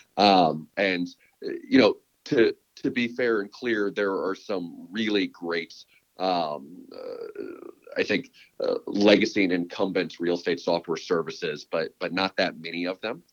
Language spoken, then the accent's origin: English; Chicago, Illinois, United States; moved away as an adult; also born or lived in Texas / San Francisco Bay Area; now in San Francisco, United States; I was born and raised in Chicago